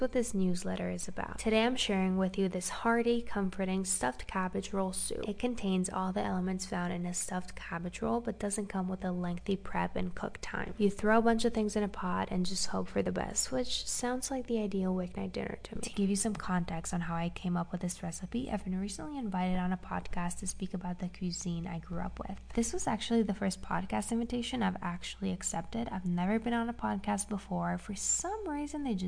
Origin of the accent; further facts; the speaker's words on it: Romania; moved away as an adult; now in United States; I grew up in Romania. I'm half Romanian, half Hungarian, and I moved to the US 6 months ago.